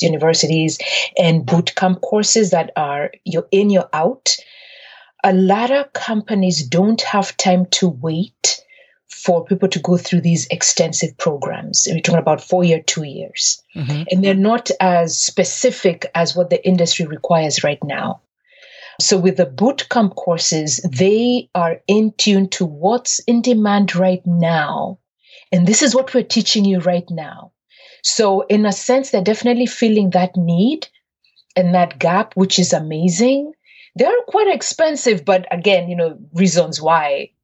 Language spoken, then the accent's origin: English; Nairobi, Kenya; moved away as an adult; now in United States; I'm originally from Kenya, grew up born and raised in Nairobi, Kenya, and attended an all-girls high school run by Irish nuns